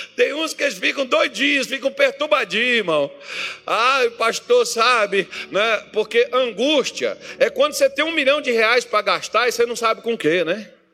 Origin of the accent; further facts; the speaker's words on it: Minas Gerais, Brazil; now in Cuiabá, Brazil; Eu sou mineiro com muito orgulho.